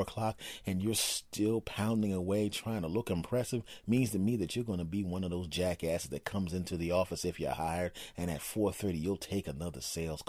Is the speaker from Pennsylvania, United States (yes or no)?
yes; Philadelphia, Pennsylvania, United States; moved away; I was originally from Philadelphia